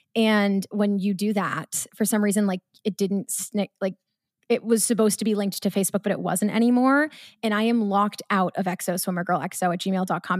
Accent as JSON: {"language": "English", "town": "Marblehead", "region": "Massachusetts", "country": "United States", "said": "I'm from Marblehead, Mass."}